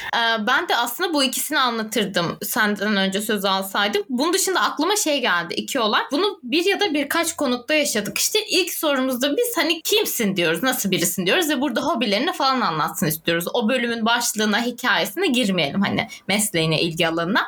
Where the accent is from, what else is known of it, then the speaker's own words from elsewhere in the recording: Turkey; moved away; also born or lived in Adana / Antakya; Çünkü Adana'da orada burada Antakya'da büyüdüm.